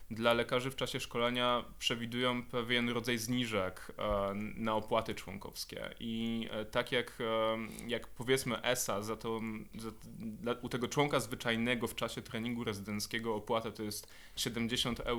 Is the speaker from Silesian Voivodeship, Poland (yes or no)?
no; Poznań, Greater Poland, Poland; ja jestem poznańską pyrą